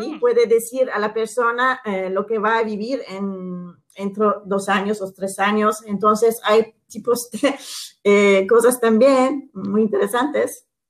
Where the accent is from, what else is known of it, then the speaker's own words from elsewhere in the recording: Istanbul, Turkey; Spanish is a second language; yo que soy una italiana, y eh, he nacido aquí, he vivido aquí